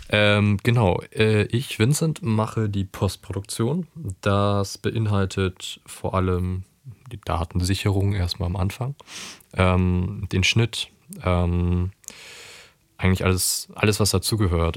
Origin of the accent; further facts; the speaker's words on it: Cuxhaven, Lower Saxony, Germany; wir kommen aus einem kleinen Ort, wir kommen aus Cuxhaven